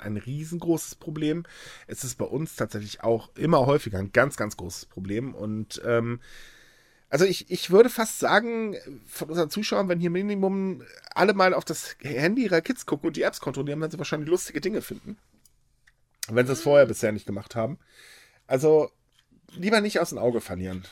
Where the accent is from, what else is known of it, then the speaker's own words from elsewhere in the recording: Hamburg, Germany; ich bin Hamburger